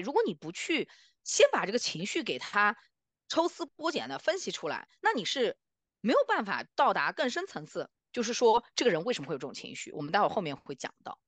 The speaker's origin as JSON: {"language": "Chinese", "country": "China", "moved": "yes", "lives_now": "North America", "said": "我们中国人，啊，最熟悉的阴阳"}